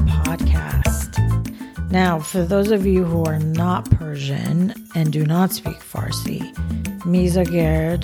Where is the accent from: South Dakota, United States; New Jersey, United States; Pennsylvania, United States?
New Jersey, United States; moved away as an adult; now in Los Angeles, United States; I'm originally from New Jersey. I don't know if you could tell from my accent